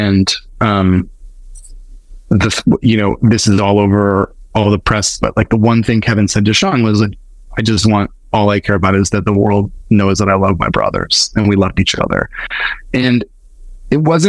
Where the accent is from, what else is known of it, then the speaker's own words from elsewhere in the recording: Winnipeg, Manitoba, Canada; I'm from Winnipeg